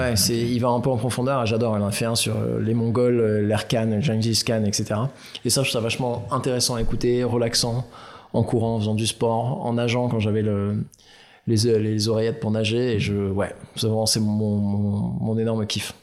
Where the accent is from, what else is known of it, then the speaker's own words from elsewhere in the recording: Aix-en-Provence, Provence-Alpes-Côte d'Azur, France; now in Paris, France; j'ai grandi à Aix